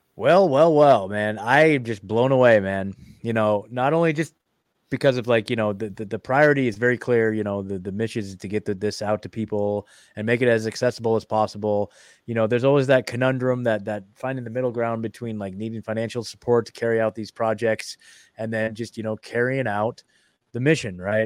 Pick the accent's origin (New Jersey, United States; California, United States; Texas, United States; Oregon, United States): Oregon, United States; I'm from Oregon